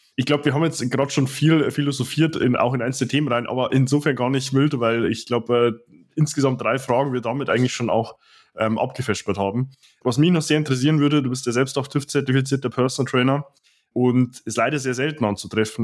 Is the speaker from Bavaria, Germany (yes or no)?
yes; Dingolfing, Bavaria, Germany; moved away; ich komme ja hier ursprünglich aus Dingolfing, also 100 Kilometer nordöstlich von München